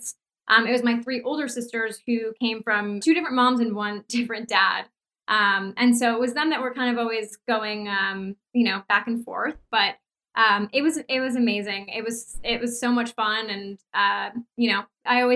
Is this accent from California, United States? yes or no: yes; Los Angeles, California, United States; moved away as an adult; also born or lived in New York; I grew up in Los Angeles. I moved to New York when I was 18